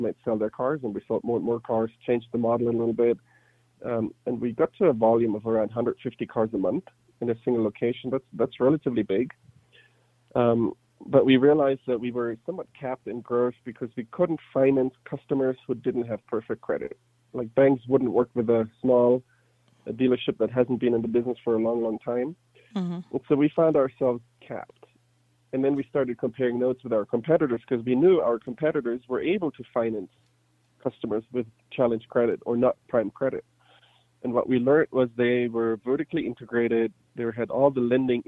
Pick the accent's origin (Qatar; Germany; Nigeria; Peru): Germany; English is a second language; moved away as an adult; now in United States; I was born and raised in Germany, moved to the U.S. in 2011 to go to business school